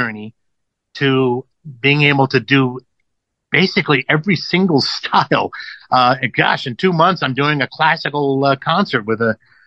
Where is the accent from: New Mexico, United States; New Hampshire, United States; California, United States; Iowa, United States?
California, United States; Los Angeles; growing up in Los Angeles